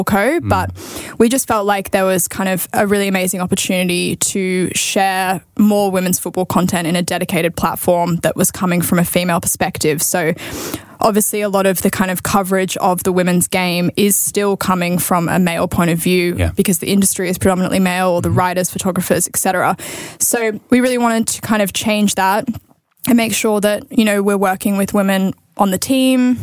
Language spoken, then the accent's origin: English; Australia; now in United Kingdom; I'm Australian